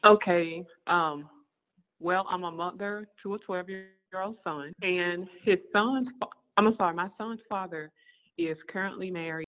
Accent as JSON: {"language": "English", "region": "the South", "country": "United States", "said": "We're all from the same area. We're from the South"}